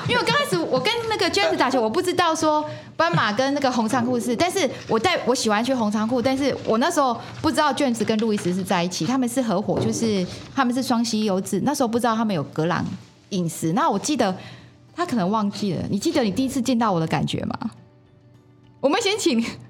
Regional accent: Yunlin County, Taiwan; now in Zhubei, Taiwan; 因为我是是。云林人，来这边住二十啊。年了

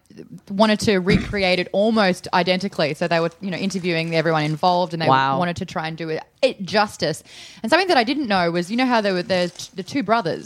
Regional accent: Australia; now in United States; As an Australian

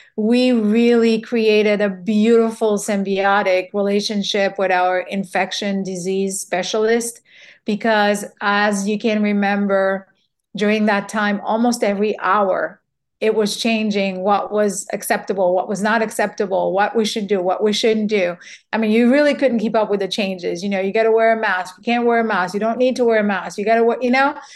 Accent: Haiti; also born or lived in New York, United States; now in Louisiana, United States; growing up in Haiti

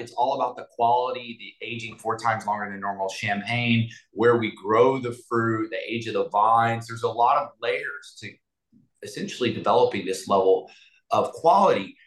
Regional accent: Galveston, Texas, United States; also born or lived in Houston; I grew up in Galveston with a lot of love, but not a lot of money

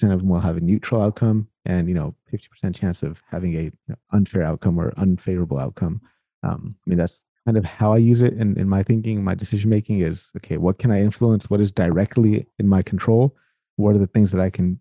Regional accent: United States; I was born in the United States of America

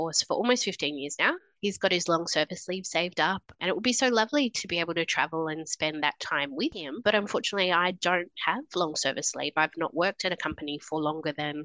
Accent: New South Wales, Australia; moved away as an adult; also born or lived in Sydney / Brisbane; I grew up in New South Wales, lived in Sydney after I finished university

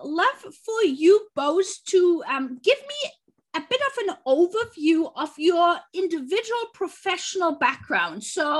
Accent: Munich, Bavaria, Germany; I'm from Munich

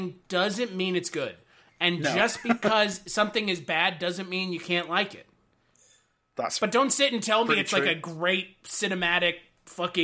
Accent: United States; As an American

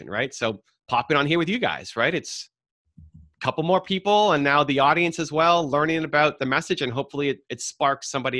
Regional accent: Toronto, Ontario, Canada; I'm from Canada, Toronto. The Blue Jays, our baseball team, won back-to-back World Series when I was 12, 13

